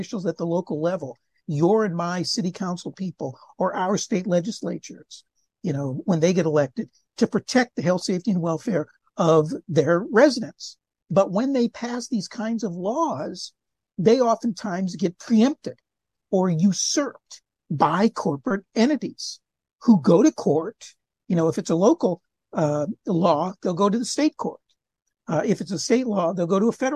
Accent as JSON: {"language": "English", "town": "Cleveland", "region": "Ohio", "country": "United States", "said": "I'm from Cleveland area"}